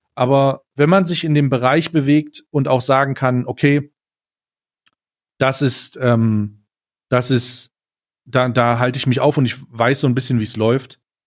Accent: Magdeburg, Saxony-Anhalt, Germany; moved away; ich komme, äh, ursprünglich, äh, aus Magdeburg

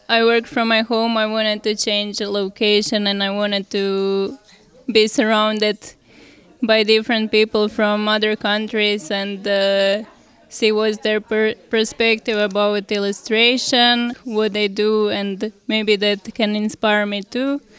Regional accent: Croatia; I'm from Croatia

